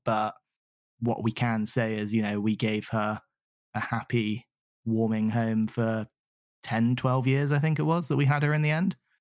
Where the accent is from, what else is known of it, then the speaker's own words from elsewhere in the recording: Southampton, South East England, United Kingdom; moved away as an adult; also born or lived in Salisbury / New Forest / Arizona, United States; now in London, United Kingdom; I grew up in the Southampton, Salisbury area down south